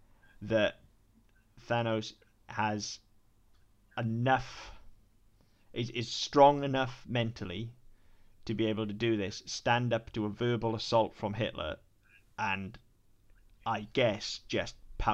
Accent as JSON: {"language": "English", "area": "Welsh", "region": "Wales", "country": "United Kingdom"}